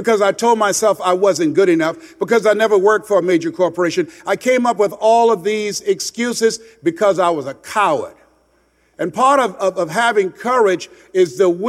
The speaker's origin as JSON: {"language": "English", "town": "Miami", "region": "Florida", "country": "United States", "tie": "born or raised there", "also_born_or_lived": "Columbus, Ohio", "moved": "as an adult", "said": "went back to Miami, Florida, where I was born and raised in Liberty City in Overtown"}